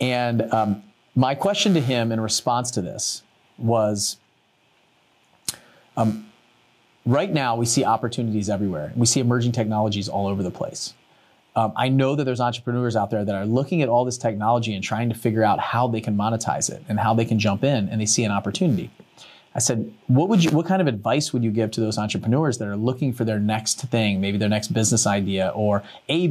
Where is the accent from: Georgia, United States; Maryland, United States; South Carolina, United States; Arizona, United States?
Maryland, United States; I grew up in Maryland and Under Armour came out of our area in Maryland